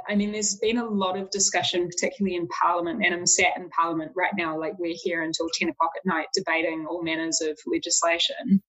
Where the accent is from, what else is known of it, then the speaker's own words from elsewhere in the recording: Auckland, New Zealand; I was from Auckland